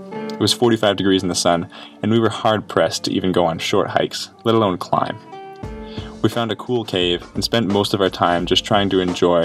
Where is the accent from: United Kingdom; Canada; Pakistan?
Canada; also born or lived in Montreal; as a Canadian who had never visited the state